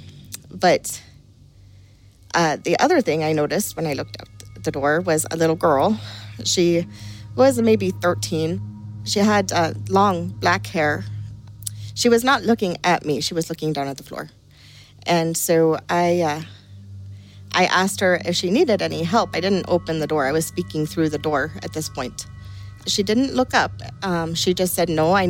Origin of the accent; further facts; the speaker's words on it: County Clare, Munster, Ireland; Growing up in Ireland